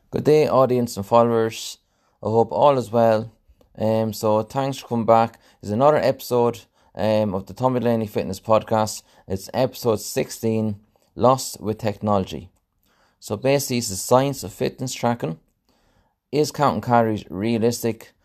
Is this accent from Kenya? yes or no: no; Mountmellick, Leinster, Ireland; my hometown, um, uh, in Mount Melick